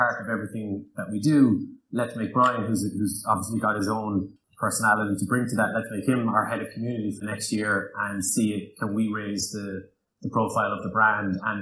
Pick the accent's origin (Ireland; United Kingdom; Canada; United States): Ireland; Cork, Munster; we're from Cork